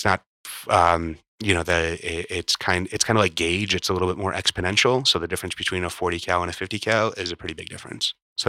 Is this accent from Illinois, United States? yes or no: yes; Chicago, Illinois, United States; now in Burbank, United States; When I grew up in Chicago, well, there was Nazi marches in Skokie.